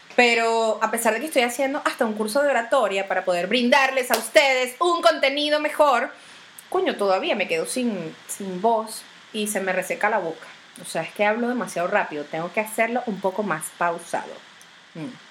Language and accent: Spanish; Venezuela; uno como venezolano